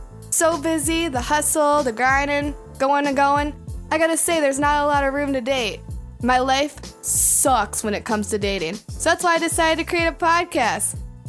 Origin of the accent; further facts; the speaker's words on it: Indiana, United States; moved away as an adult; now in Los Angeles, United States; I'm from Indiana, moved out to LA about 3 years ago to pursue my dream in acting.